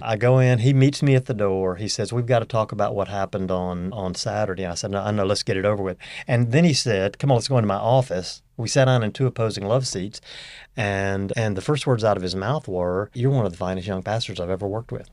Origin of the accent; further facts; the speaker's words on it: Northeast Louisiana, United States; moved away; also born or lived in Arkansas / Fort Worth, Texas / Houston, Texas; I grew up in Northeast Louisiana